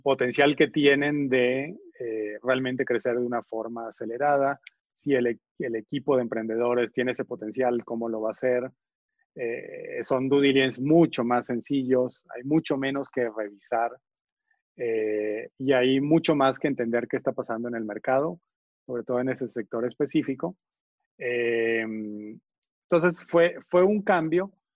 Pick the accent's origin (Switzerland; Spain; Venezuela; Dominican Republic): Venezuela; moved away as an adult; also born or lived in Argentina / Colombia / Boston, United States / New York, United States; now in Mexico; nací en Argentina, Crecí en Venezuela eh, y, ahí estudié ingeniería de computación.